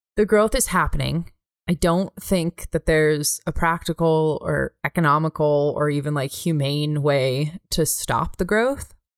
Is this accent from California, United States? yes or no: yes; California, United States; now in Bozeman, United States; I'm from California